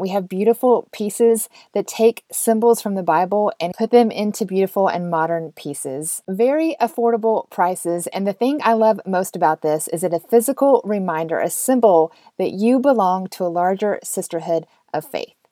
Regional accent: Georgia, United States; I used to say I was a Christian because I grew up in Georgia

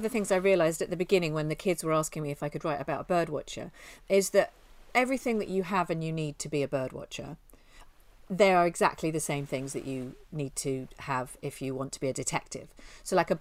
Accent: near Tring, East of England, United Kingdom; I grew up near Tring.

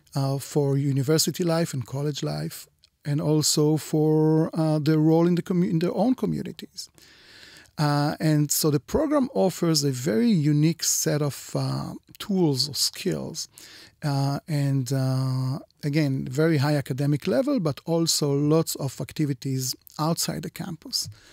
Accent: Israel; here in Israel

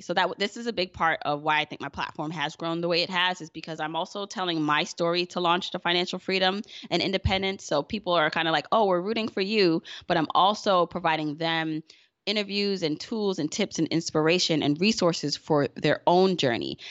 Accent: Jamaica; I'm Jamaican

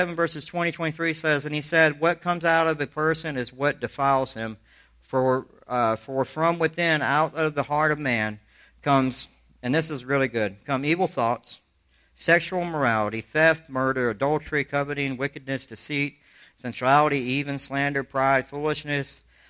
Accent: Charleston, South Carolina, United States; If I'm a guy from Alabama telling you, I grew up in Charleston, South Carolina. I went to the worst schools that you could go to.

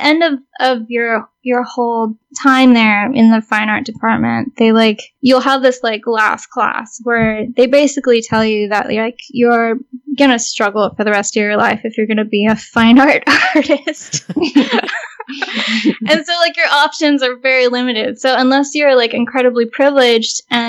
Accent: South Bay, California, United States; I grew up in the South Bay, which is where Vanya is from

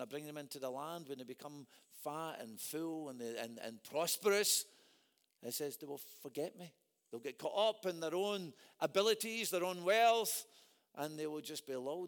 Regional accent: Scotland, United Kingdom; predominantly I'm a Scot

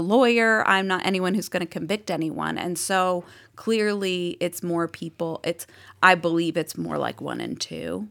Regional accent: Boston, Massachusetts, United States; accent: Boston; moved away as an adult; now in Austin, United States; My Boston accent

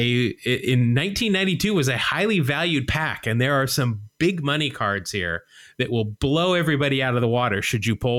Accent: Utah, United States; I grew up in Utah

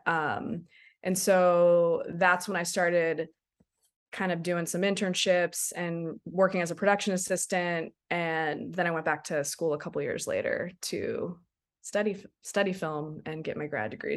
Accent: Silver Spring, Maryland, United States; now in Takoma Park, United States; I grew up in Silver Spring, right in Colesville

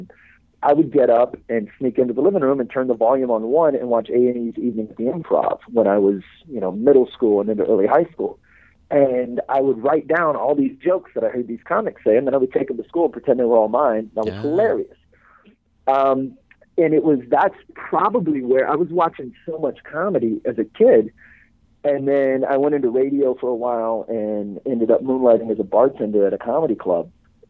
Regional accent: Beaumont, Texas, United States; A little town called Beaumont.

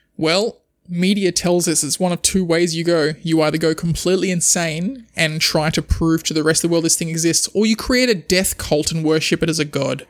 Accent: Australia

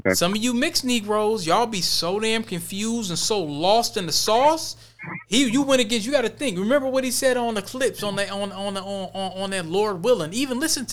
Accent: Virginia, United States; I'm from Virginia. I'm from where folks didn't flee

